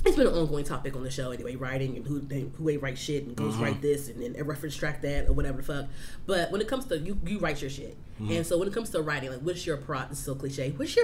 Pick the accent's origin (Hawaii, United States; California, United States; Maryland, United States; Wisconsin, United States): Maryland, United States; Fort Washington; now in Brandywine, United States; I still say I'm from Fort, so even though I moved to Brandywine.